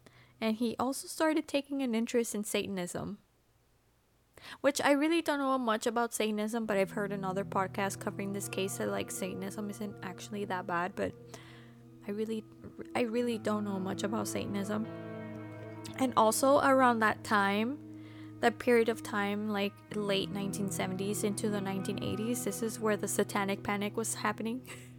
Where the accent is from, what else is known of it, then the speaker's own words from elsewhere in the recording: Texas, United States; moved away; I know, I'm from Texas